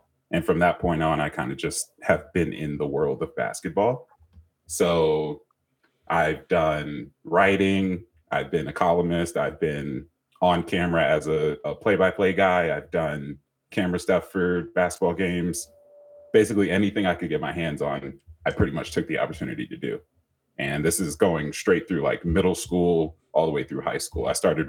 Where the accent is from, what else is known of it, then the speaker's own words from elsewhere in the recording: Maryland, United States; Luckily for me, I came from Maryland, so weather changed pretty drastically all the time there.